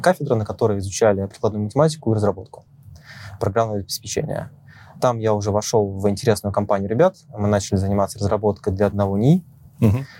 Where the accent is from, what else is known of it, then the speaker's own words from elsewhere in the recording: Moscow Oblast, Russia; Родился я в Подмосковье.